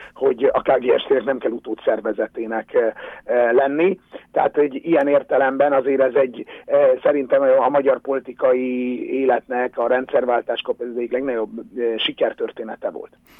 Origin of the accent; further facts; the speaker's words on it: Hungary; mi nálunk nem volt autógyártás